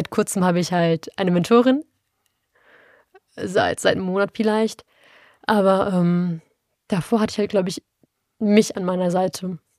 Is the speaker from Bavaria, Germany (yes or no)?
no; Duisburg, North Rhine-Westphalia, Germany; ja, ich komme aus Marxloh beantworte